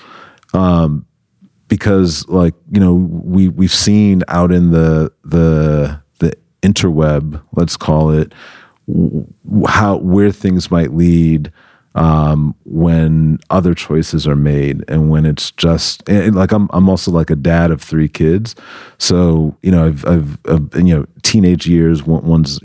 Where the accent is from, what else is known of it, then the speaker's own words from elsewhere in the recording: New York City, New York, United States; moved away as an adult; now in Los Angeles, United States; I'm from New York originally, from the Bronx, New York, the boogie down Bronx.